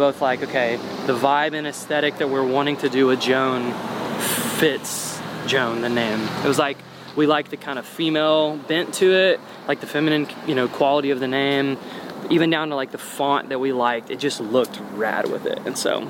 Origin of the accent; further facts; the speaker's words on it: Sheridan, Arkansas, United States; moved away; also born or lived in Little Rock, Arkansas; I grew up in Little Rock's not, like, super small, but compared to the rest of the world, it's pretty small. The city I went to junior high and high school in is called Sheridan